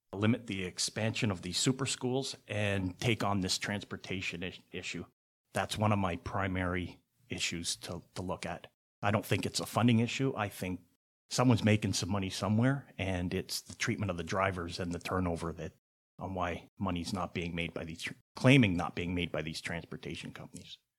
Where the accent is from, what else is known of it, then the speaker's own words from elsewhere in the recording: Hamilton, Ontario, Canada; I was born here in Hamilton, graduated from Sherwood Secondary. I went to Hope Ark and Sherwood, but graduated from Sherwood. Lived in Hamilton all my life.